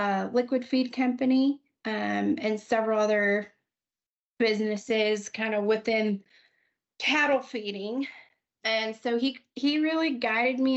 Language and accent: English; New Mexico, United States; moved away as an adult; now in Amarillo, United States; growing up in New Mexico, we don't have a huge ag sector